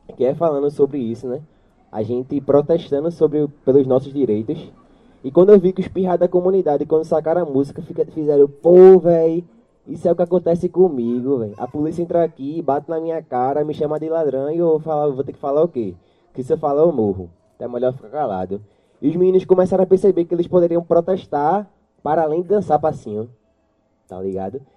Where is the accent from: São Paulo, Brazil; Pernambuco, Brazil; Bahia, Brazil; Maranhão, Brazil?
Pernambuco, Brazil; Jacaré community; eu sou lá do Jacaré, né? E eu fui crescendo